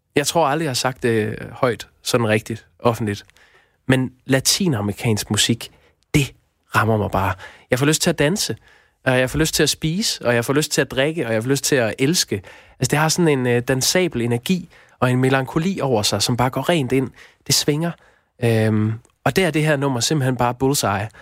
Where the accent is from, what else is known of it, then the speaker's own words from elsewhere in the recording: Aarhus, Central Denmark Region, Denmark; jeg er vokset op i Aarhus, og det fremgår måske nok.